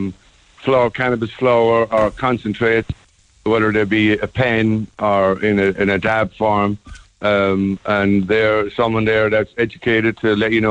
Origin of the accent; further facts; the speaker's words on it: Cork, Munster, Ireland; also born or lived in Blackrock, Cork; now in San Francisco area, United States; I was born in Blackrock, grew up in Ballinlough